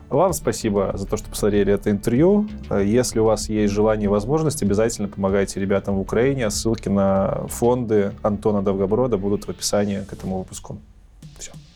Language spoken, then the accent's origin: Russian; Belarus; Я белорус